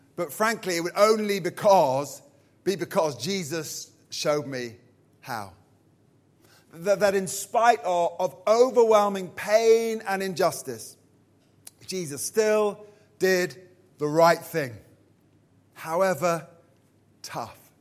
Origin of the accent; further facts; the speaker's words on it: Purley, London, United Kingdom; I'm from Purley, Surrey